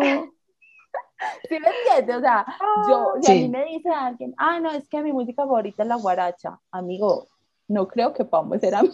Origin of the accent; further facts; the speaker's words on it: Medellín, Antioquia, Colombia; eso me pregunta que de dónde soy. Y yo le digo, ah, de Medellín